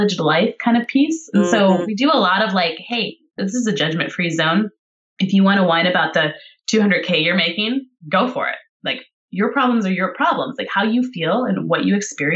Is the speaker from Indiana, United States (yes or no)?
no; Montana, United States; moved away; I'm from Montana where I grew up.